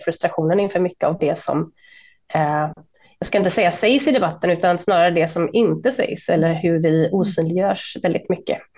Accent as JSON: {"language": "Swedish", "country": "Sweden", "said": "alla vi som var svenskar"}